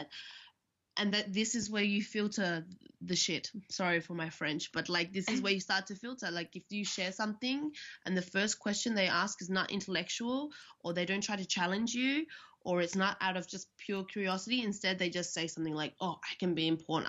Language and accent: English; Australia; now in Berlin, Germany; I'm from Australia